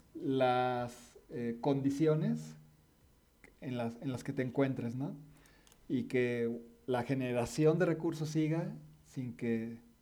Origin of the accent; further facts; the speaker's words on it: Mexico; siendo mexicanos